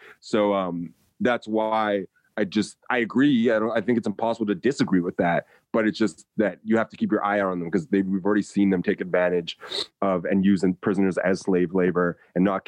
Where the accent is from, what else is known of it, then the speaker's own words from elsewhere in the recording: United States; being an American